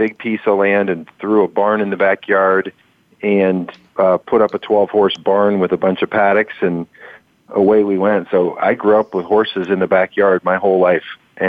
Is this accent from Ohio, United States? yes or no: yes; Youngstown, Ohio, United States; Well, so I grew up in Youngstown, Ohio, and you wouldn't think that's really horse country. But my parents were both immigrants.